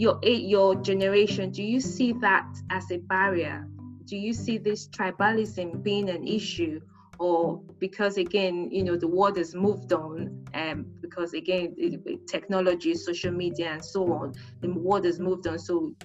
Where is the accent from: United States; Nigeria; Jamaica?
Nigeria; moved away; I'm from Nigeria, Hausa and everything.